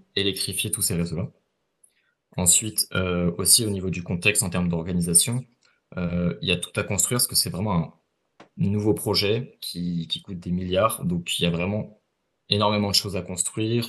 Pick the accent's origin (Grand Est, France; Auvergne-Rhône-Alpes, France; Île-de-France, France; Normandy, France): Grand Est, France; Ardennes; moved away as an adult; now in Toronto, Canada; je viens des Ardennes, près de en France.